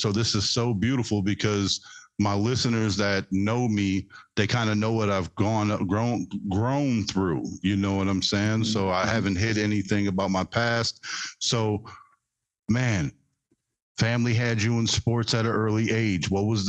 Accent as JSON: {"language": "English", "town": "Seattle", "region": "Washington", "country": "United States", "tie": "born or raised there", "said": "But, born and raised in Seattle, went to high school in Seattle."}